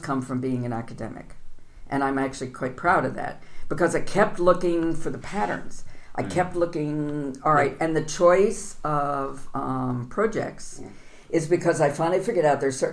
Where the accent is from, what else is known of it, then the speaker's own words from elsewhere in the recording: United States; as an American